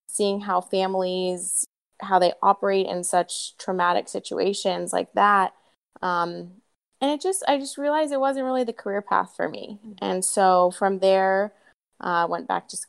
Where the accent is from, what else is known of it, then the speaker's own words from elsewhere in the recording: Columbus, Ohio, United States; moved away as an adult; also born or lived in North Carolina; now in Santa Monica, United States; I grew up in Columbus, Ohio.